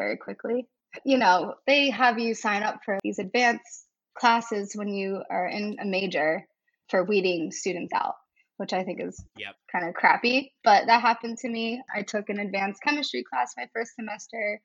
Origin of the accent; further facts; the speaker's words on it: West Middlesex, Pennsylvania, United States; moved away as an adult; also born or lived in Vermont; now in Hudson, United States; I'm originally from West Middlesex, Pennsylvania. And it's just a small town in Western PA